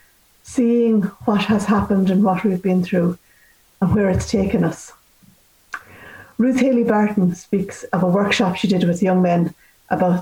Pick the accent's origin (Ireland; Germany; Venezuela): Ireland; as Irish people